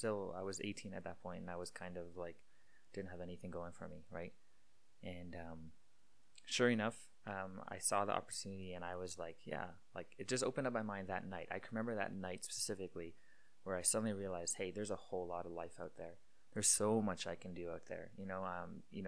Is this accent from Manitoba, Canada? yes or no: yes; Winkler, Manitoba, Canada; moved away as an adult; also born or lived in Iowa, United States; now in Calgary, Canada; I moved back to Manitoba in Canada here, right when I graduated high school, like literally the week of after I graduated high school. I basically moved back to Winkler, back to my hometown